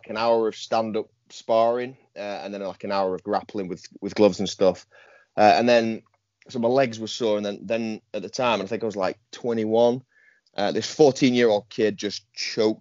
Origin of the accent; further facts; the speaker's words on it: Yorkshire and the Humber, United Kingdom; also born or lived in Goole; I'm a Yorkshireman through and through, hence the Instagram handle. I live in a place called Goole, which is in the north of England.